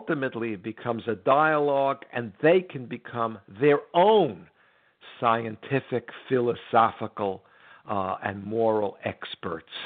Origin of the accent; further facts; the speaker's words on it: United States; I'm an American